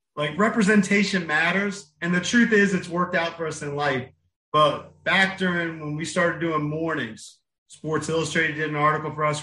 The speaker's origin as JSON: {"language": "English", "town": "Bowie", "region": "Maryland", "country": "United States", "tie": "born or raised there", "said": "which is where I grew up, my hometown of Bowie"}